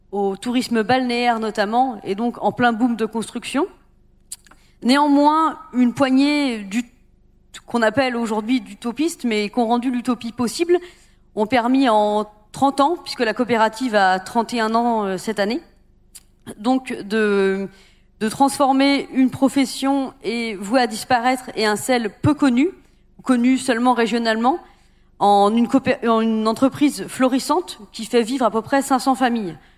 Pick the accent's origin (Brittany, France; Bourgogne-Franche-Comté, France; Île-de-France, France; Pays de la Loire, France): Pays de la Loire, France; Guérande; Donc moi, je viens donc de Guérande.